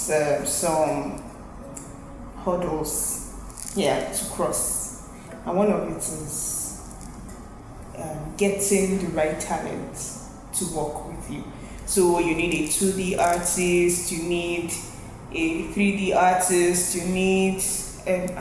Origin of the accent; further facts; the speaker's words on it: Nigeria; I'm a Nigerian